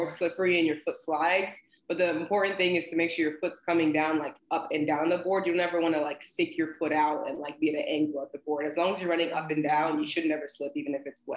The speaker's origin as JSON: {"language": "English", "region": "New Jersey", "country": "United States", "moved": "yes", "lives_now": "Atlanta, United States", "said": "I'm actually from New Jersey originally"}